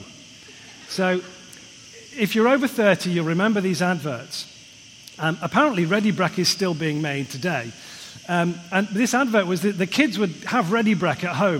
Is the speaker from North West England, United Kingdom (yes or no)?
yes; Liverpool, North West England, United Kingdom; moved away; I'm a Scouser originally